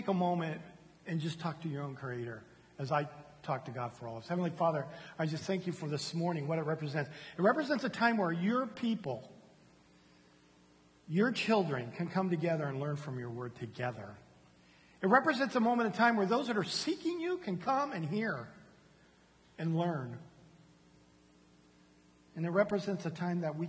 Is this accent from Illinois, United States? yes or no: no; San Diego, California, United States; now in Houston, United States; I come from San Diego, California